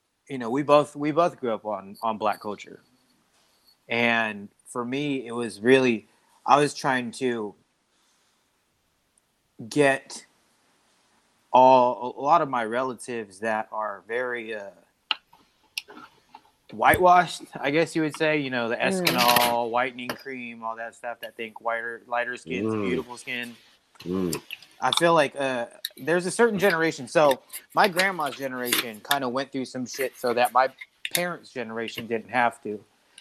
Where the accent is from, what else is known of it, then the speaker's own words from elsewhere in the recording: United States; as an Asian American